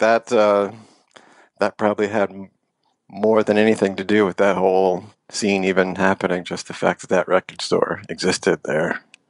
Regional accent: San Francisco, California, United States; And I grew up on, my parents were kind of young, and I grew up in San Francisco. Well, I was raised for a couple of years in San Francisco.

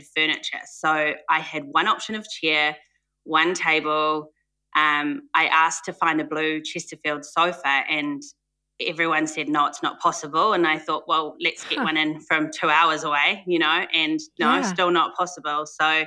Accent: New Zealand; I'm from New Zealand. So born and raised, have spent some time in other countries, but back in New Zealand

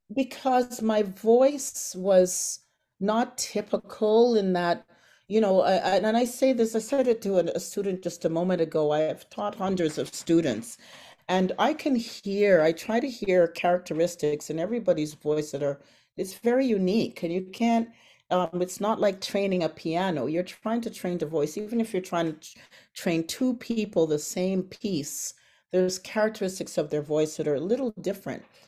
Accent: Toronto, Ontario, Canada; also born or lived in Antigua; I was flying from Antigua to Canada at the age of three.

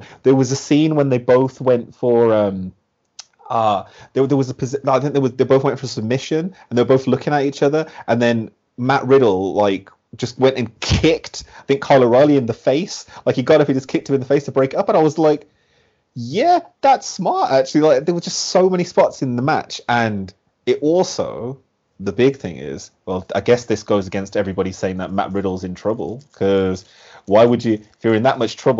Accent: Birmingham, West Midlands, United Kingdom; I am also from Birmingham

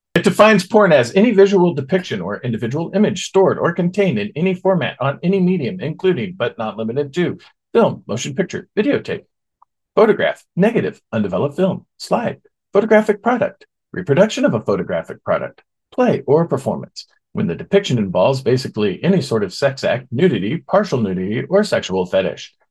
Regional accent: Oklahoma, United States; my home state of Oklahoma

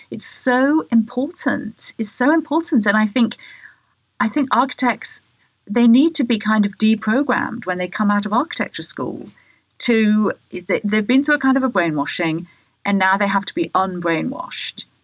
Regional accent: England, United Kingdom; when I was a child growing up in England

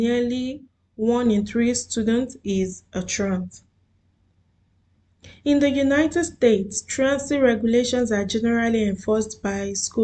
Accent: Nigeria; now in Doha, Qatar; I am a Nigerian living in Doha, Qatar

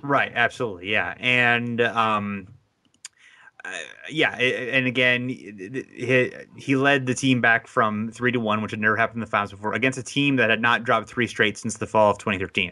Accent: Ohio, United States; I'm from Ohio

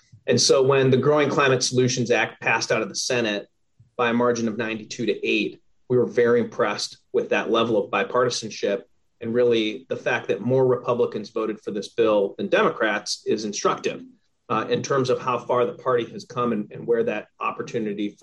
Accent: Minnesota, United States; I grew up in Minnesota

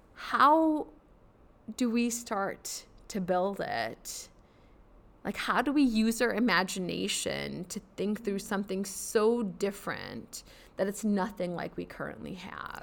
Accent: United States; moved away as an adult; I am of South Asian descent, so I'm South Asian American

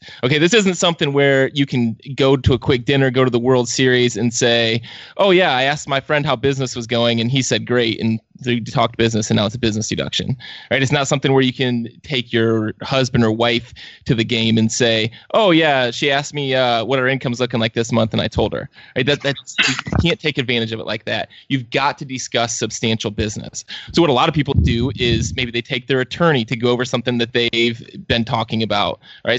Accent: Cleveland, Ohio, United States; I'm from Cleveland. I'm used to this.

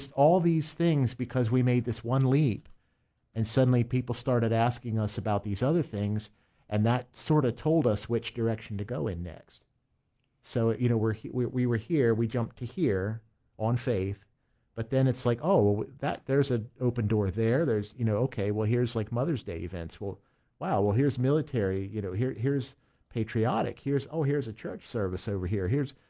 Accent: Pennsylvania, United States; We grew up in York County, where for the most part, you know, if you want to play out in public and you tell people you play out in public, they will ask you what bars you play at.

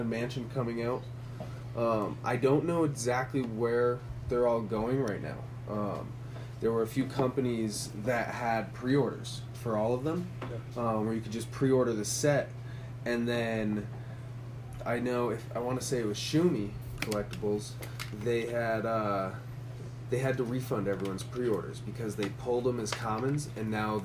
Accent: Connecticut, United States; I'm from Connecticut

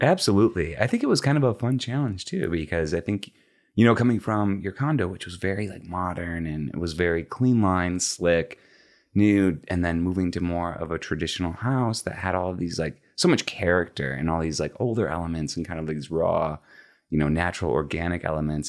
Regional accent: just outside of Chicago, Illinois, United States; moved away as an adult; also born or lived in Los Angeles; now in Dallas, United States; born and raised in the Midwest, grew up just outside of Chicago

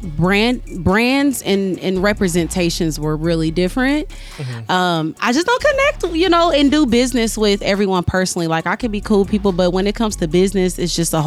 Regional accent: Kansas City, Missouri, United States; I'm from Kansas City, Missouri

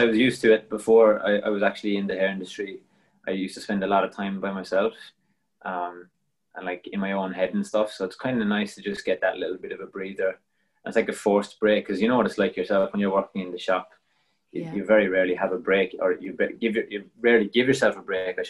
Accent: Cork, Munster, Ireland; moved away as an adult; also born or lived in Belgium; now in Melbourne, Australia; I'm from Cork in Ireland, originally

